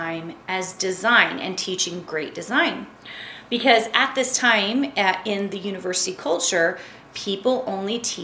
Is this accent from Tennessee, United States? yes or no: yes; Tennessee, United States; now in Utah, United States; I grew up in Tennessee